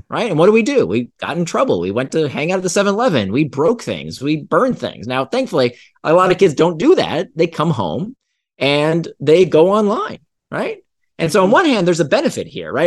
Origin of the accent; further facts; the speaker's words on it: Central Florida, United States; I grew up in Central Florida